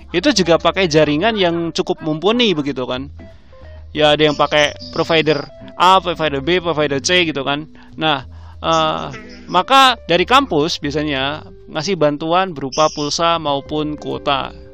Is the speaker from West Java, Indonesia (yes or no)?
no; Surakarta, Central Java, Indonesia; kalau di daerahku daerahku kan Solo ya kadang-kadang sinyal kadang-kadang putus gitu loh